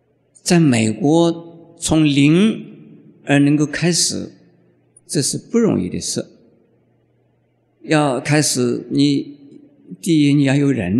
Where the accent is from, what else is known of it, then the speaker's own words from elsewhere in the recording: Taiwan; 我们开始的时候是 homeless，就是我们台湾话叫做无科的什么蜗牛